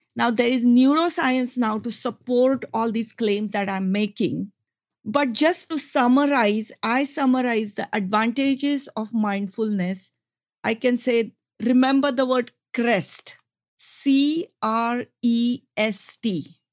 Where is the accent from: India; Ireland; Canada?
India; moved away as an adult; I come from India. I came to this country about thirty years ago.